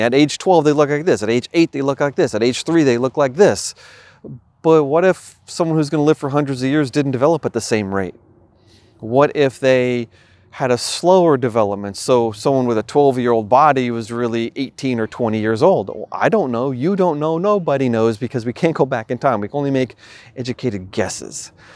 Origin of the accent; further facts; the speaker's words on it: New York, United States; moved away; where I grew up in New York